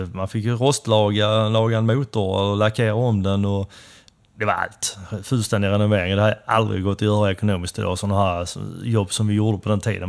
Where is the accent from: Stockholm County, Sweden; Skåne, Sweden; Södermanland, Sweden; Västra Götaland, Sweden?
Skåne, Sweden; Helsingborg; första adressen, men det är ju mitt inne i stan i alla fall, Helsingborg. tillhör väl Gustav Adolfs församling där. Så Sen blev det väl uppväxten var väl mer eller mindre Sofieberg